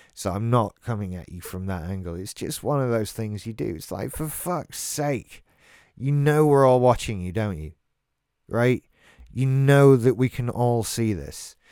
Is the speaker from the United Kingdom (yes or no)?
yes; England, United Kingdom; I'm English. I live in Great Britain.